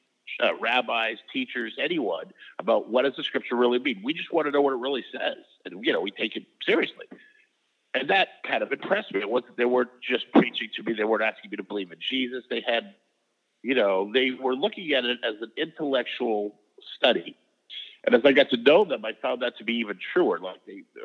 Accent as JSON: {"language": "English", "region": "Maine", "country": "United States", "tie": "born or raised there", "moved": "as an adult", "lives_now": "Los Angeles, United States", "said": "I knew growing up in Maine that I wanted to leave. I loved it. I had a great childhood."}